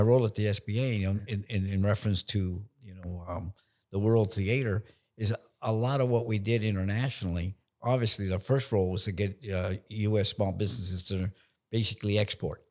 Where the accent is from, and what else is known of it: San Francisco, California, United States; born or raised there; also born or lived in Nicaragua